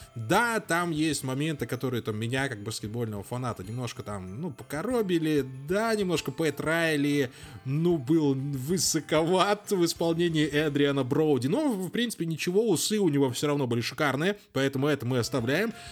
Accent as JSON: {"language": "Russian", "country": "Belarus", "said": "мы белорусы"}